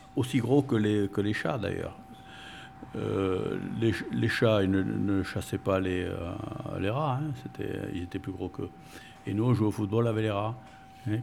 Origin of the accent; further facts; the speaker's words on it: Bordeaux, Nouvelle-Aquitaine, France; first language Spanish; French is a second language; Je suis né à Bordeaux.